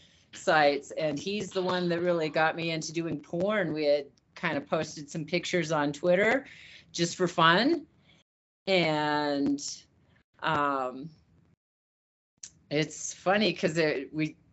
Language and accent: English; Utah, United States; I grew up in Utah